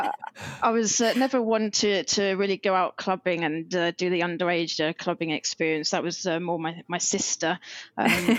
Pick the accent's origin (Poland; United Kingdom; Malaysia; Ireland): United Kingdom; Norwich, East of England; I grew up in a city called Norwich. It's in the east of England.